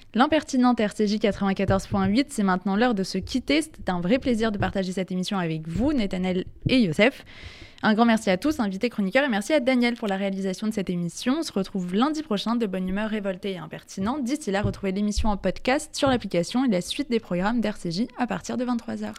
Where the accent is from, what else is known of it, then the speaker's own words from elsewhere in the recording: France; en tant que Français, en tant que Juif, en tant que citoyen